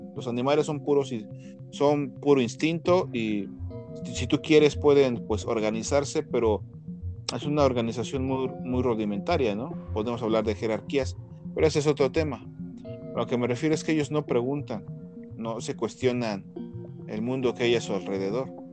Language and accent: Spanish; Mexico; aquí en Latinoamérica y aquí como mexicanos